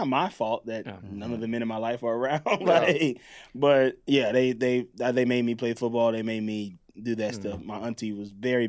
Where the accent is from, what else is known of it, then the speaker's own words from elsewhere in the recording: the South, United States; I'm from the South